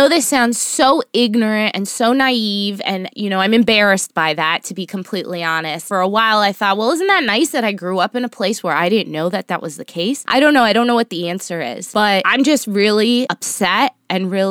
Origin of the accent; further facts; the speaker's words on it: Miami, Florida, United States; also born or lived in New York City / Los Angeles; now in New Jersey, United States; I'm originally from Miami, which is Florida